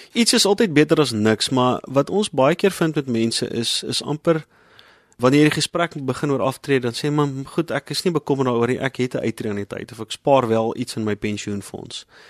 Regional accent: South Africa

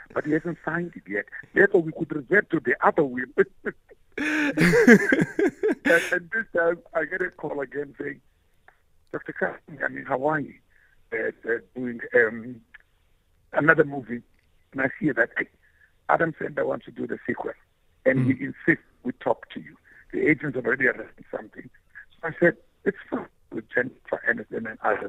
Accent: Gqeberha, Eastern Cape, South Africa; I come from New Brighton

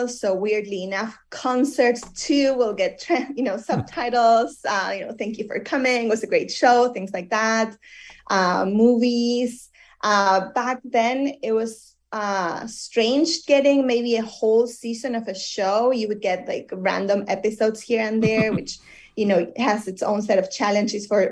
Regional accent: Argentina; moved away; I come from Argentina

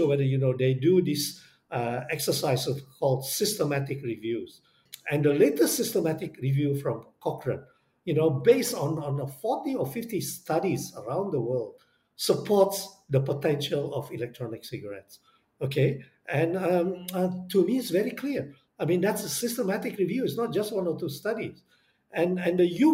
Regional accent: Indonesia; I come from Indonesia

